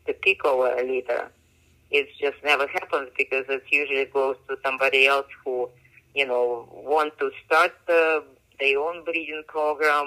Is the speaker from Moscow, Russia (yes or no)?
yes; Moscow, Russia; moved away as an adult; now in United States; I grew up in Russia, in Moscow